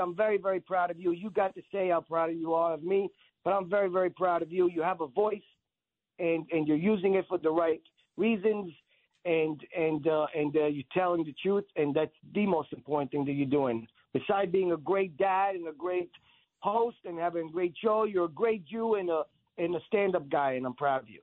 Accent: New York, United States; also born or lived in Israel; I was born in Israel and I was raised in New York. At age nine, my parents moved us to Brooklyn.

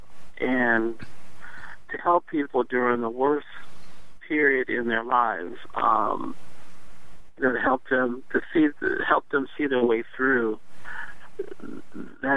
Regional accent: Detroit, Michigan, United States; now in Washington, United States; growing up in Detroit in the 60s and the 70s

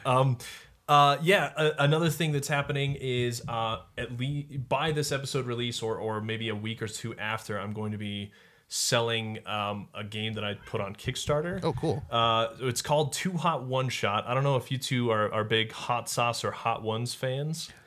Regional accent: Colorado, United States; I grew up in Colorado, so it's the Rockies

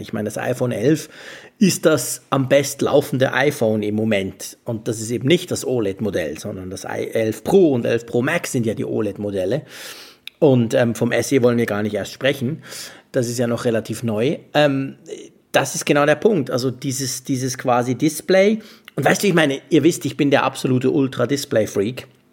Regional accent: Bern, Switzerland; also born or lived in Netherlands; als Schweizer

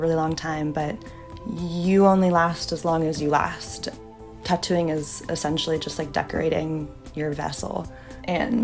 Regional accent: the Bay Area, California, United States; I'm like from the Bay. I grew up like hiking, backpacking all around California

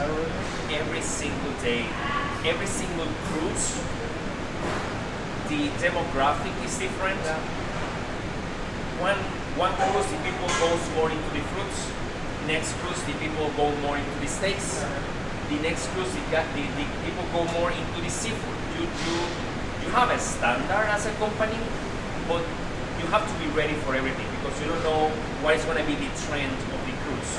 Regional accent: Panama; moved away as an adult; also born or lived in Florida; I'm from Panama, and the Panama Canal, you always see the ships crossing

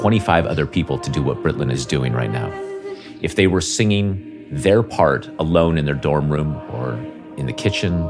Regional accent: Northern Nevada, United States; also born or lived in Las Vegas, Nevada; I grew up in Northern Nevada, and I really had no musical training.

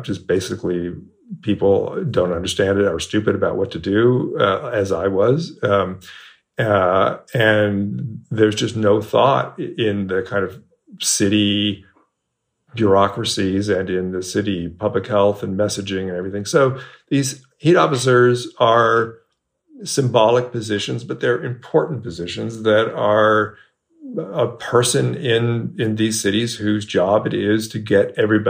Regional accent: Bay Area, California, United States; moved away as an adult; now in Texas, United States; I moved to Texas 4 years ago, and I grew up in the Bay Area, California.

